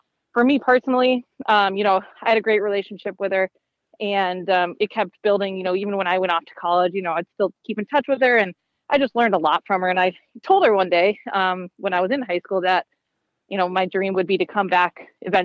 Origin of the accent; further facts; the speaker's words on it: Minnesota, United States; growing up in Minnesota